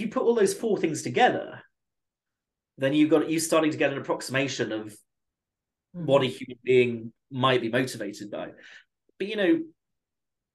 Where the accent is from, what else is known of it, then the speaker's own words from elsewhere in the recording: United Kingdom; being British